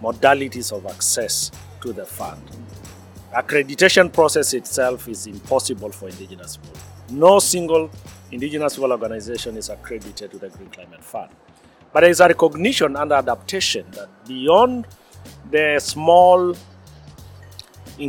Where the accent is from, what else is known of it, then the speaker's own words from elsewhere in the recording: Maasai community, southern Kenya, Kenya; I am from Maasai, pastoral indigenous community based in southern Kenya.